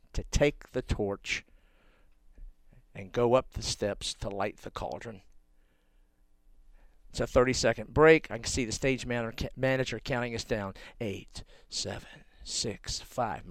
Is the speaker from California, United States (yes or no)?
no; North Carolina, United States; as a kid growing up on Tobaccoville Road